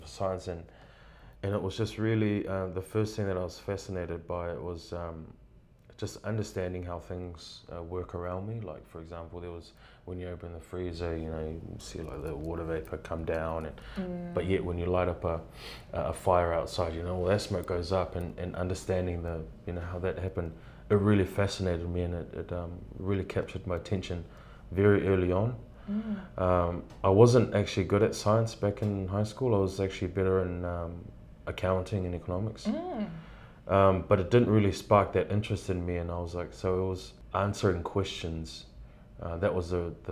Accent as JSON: {"language": "English", "region": "Auckland", "country": "New Zealand", "tie": "born or raised there", "also_born_or_lived": "Tonga", "said": "I was born in Tonga. Parents moved here when I was at a really young age, one. So really had no recollection of that, but and then just raised in Auckland"}